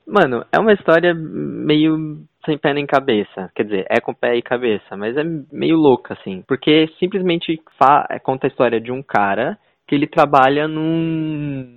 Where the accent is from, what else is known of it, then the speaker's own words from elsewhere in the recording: São Paulo, Brazil; accent: caipira; moved away; Nós dois que somos caipiras do interior.